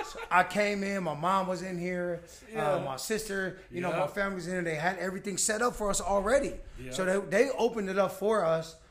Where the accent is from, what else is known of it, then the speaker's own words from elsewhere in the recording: San Francisco, California, United States; two cats originally from San Francisco that just opened in South City